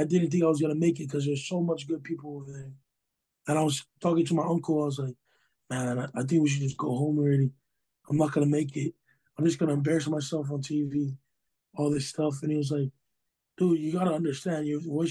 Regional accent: Hawaii, United States; I'm Hawaiian at heart, you know, grew up, born and raised Hawaii

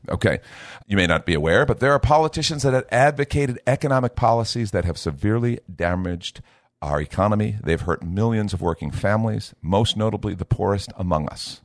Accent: United States; I'm talking right now as an American who has a responsibility to try to help shape the culture of the United States of America

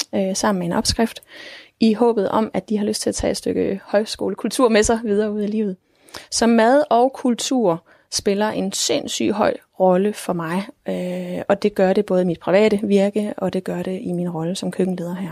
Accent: Denmark; vi som danskere

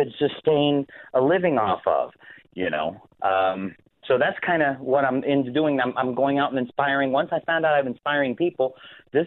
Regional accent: Texas, United States; I am from Texas

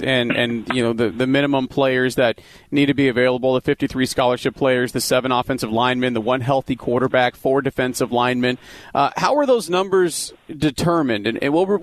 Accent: the Valley, Arizona, United States; I grew up here in the Valley with before the Cardinals were here in 88

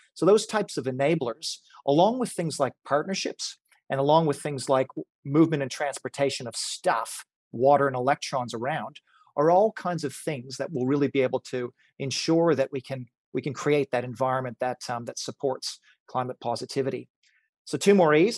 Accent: Canada; moved away; Back in Canada, I grew up in Canada.

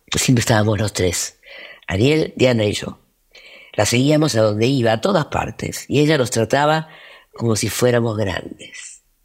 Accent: Argentina; soy actriz, soy argentina

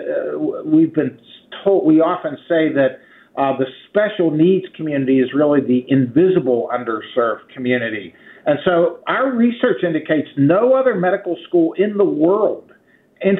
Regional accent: Swissvale, Pennsylvania, United States; also born or lived in Edgewood, Pennsylvania; I grew up in Swissvale

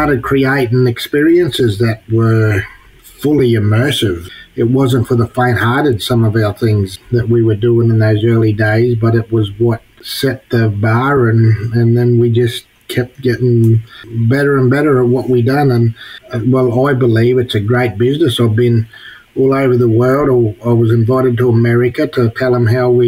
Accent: near Longreach, Queensland, Australia; when we were little fellas being brought up on my home country, which my brothers are on now, we used to come over to Longreach

